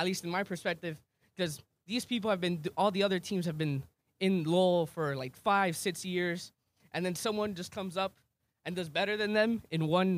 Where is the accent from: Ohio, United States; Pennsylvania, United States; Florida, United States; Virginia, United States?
Florida, United States; Miami; I'm from Miami.